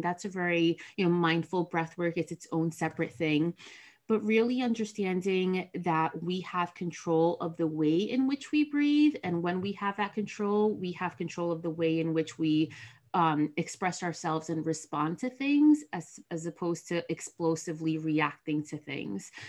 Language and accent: English; New Jersey, United States; I am from Jersey. My parents are Dominican immigrants.